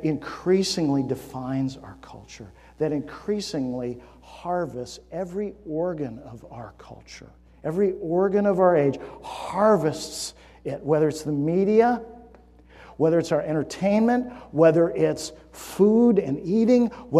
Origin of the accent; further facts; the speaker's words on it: California, United States; I grew up in California, so hiking meant Sierra Nevadas